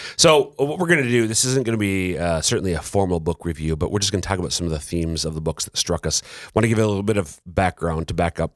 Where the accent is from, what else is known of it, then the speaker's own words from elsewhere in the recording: Minnesota, United States; now in South Dakota, United States; I'm a Minnesotan.